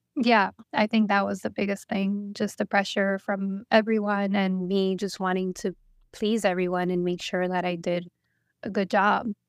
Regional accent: New Jersey, United States; now in Corpus Christi, United States; I was born in New Jersey from Salvadorian mother and Puerto Rican father

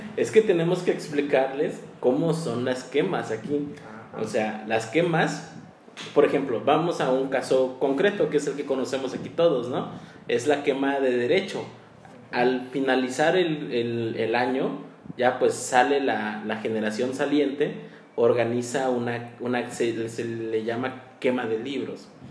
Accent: Chilpancingo, Guerrero, Mexico; los que somos de aquí de Chilpancingo

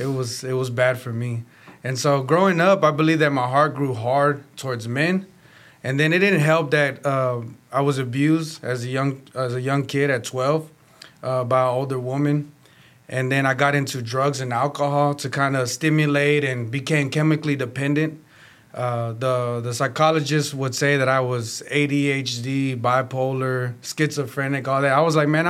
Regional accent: Houston, Texas, United States; I'm from Houston, Texas

